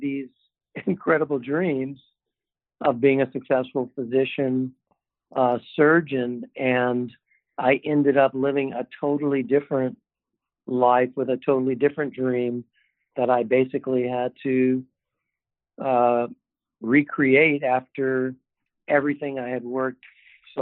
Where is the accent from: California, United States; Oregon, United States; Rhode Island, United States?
California, United States; Windsor Hills; I grew up actually in Southern California, an area that was called Windsor Hills, California